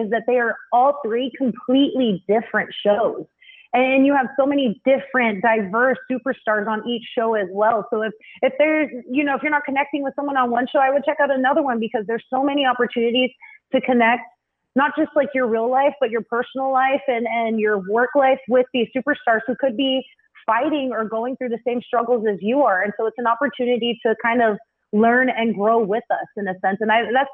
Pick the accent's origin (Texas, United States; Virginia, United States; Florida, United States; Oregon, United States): Texas, United States; South; I was a center where I grew up down in South Texas